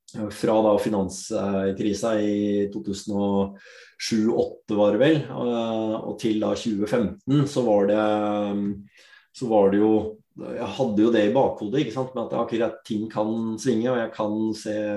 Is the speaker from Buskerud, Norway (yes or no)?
yes; Drammen, Buskerud, Norway; født og oppvokst i Drammen. Opprinnelig, opprinnelig fra India.